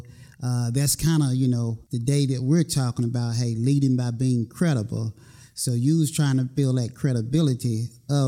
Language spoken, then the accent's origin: English; North Carolina, United States; accent: slow southern drawl; I'm originally from North Carolina, so, you know, I got that slow southern draw